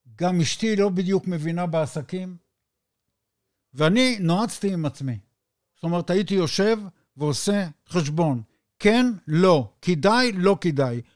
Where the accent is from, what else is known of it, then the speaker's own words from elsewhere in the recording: Israel; אני מישראל